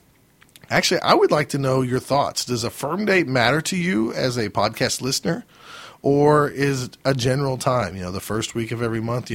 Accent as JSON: {"language": "English", "region": "Oklahoma", "country": "United States", "said": "Now they know we're from Oklahoma."}